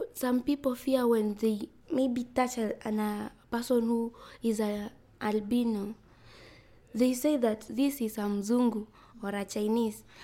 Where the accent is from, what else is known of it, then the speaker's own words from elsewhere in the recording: Migori County, Kenya; I'm from Migori County. I'm 12 years old.